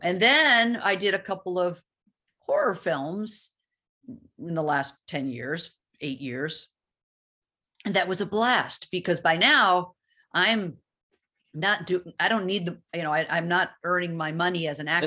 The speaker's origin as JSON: {"language": "English", "town": "Los Angeles", "region": "California", "country": "United States", "tie": "born or raised there", "also_born_or_lived": "Chicago / Livonia, Michigan / Ann Arbor, Michigan", "said": "I moved to Los Angeles and I grew up in Los Angeles"}